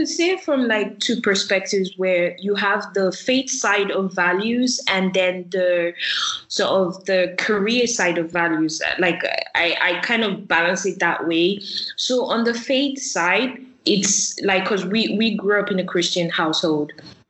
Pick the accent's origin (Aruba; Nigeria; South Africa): Nigeria; I grew up in Nigeria and I was born because my dad's in the military, so we moved around a lot.